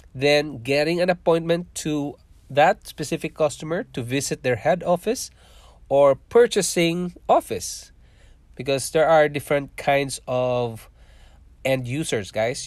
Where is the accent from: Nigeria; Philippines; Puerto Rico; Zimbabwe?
Philippines; moved away as an adult; also born or lived in Singapore; now in Canada; I was born in Philippines. I'm a Filipino